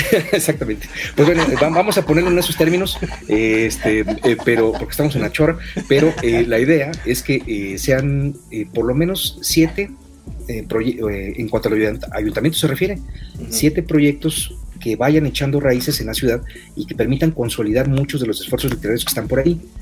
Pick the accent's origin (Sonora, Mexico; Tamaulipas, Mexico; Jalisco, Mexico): Tamaulipas, Mexico; Tampico; mi tierra, de Tampico, Tamaulipas